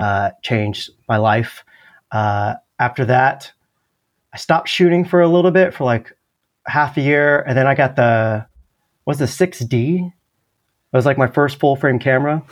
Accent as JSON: {"language": "English", "region": "California", "country": "United States", "tie": "born or raised there", "also_born_or_lived": "Los Angeles, United States", "moved": "as an adult", "lives_now": "Austin, United States", "said": "I grew up in California"}